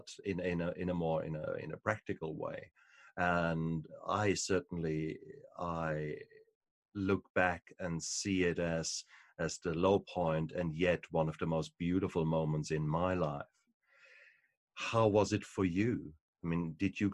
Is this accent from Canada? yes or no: no; Germany; moved away; also born or lived in New Zealand; I come from Germany, so for us, beer and wine is part and parcel of your life